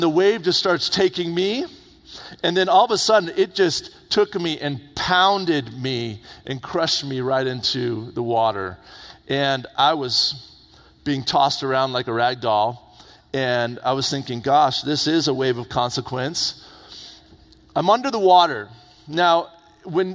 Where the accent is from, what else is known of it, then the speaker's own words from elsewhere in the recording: Indian Harbour Beach, Florida, United States; moved away; I grew up in Florida, on the east coast of Florida, right there by Cocoa Beach. I grew up in a little town called Indian Harbor Beach